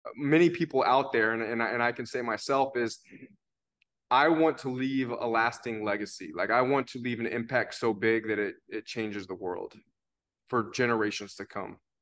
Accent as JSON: {"language": "English", "region": "Tennessee", "country": "United States", "said": "I am from Tennessee"}